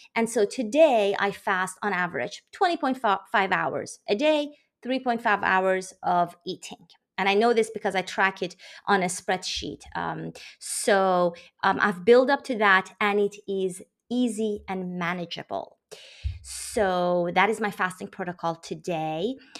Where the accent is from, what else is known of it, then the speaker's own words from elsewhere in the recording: Iran; now in United States; I am from Iran. I live in the U S on the East Coast